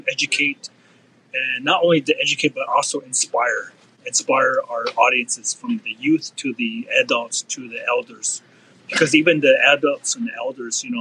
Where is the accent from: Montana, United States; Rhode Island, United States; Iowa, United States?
Iowa, United States; Meskwaki Nation, Central; I come to you from the Meskwaki Nation of Central Iowa